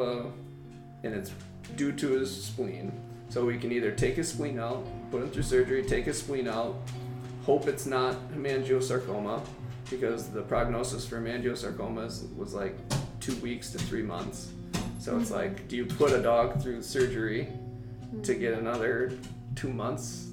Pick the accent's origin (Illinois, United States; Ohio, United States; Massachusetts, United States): Illinois, United States; moved away; my hometown of Illinois